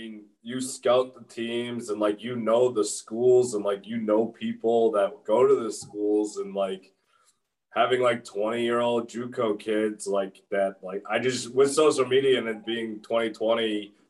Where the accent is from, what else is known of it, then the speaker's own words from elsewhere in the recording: New England, United States; I'm from New England